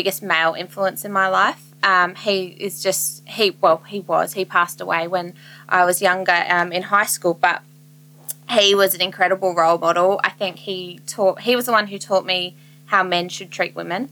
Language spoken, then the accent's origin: English; the Riverland, South Australia, Australia; also born or lived in Adelaide; I was born in Adelaide, but I've grown up in the Riverland